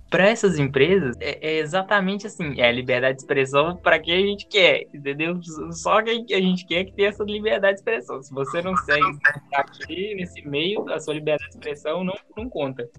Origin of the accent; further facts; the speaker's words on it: Minas Gerais, Brazil; accent: mineiro; moved away; o meu sotaque de mineiro